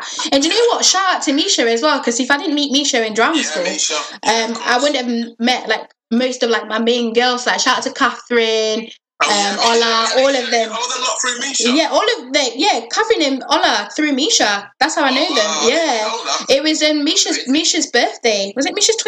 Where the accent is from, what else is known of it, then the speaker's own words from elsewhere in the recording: Blackpool, North West England, United Kingdom; moved away as an adult; now in Manchester, United Kingdom; growing up in Blackpool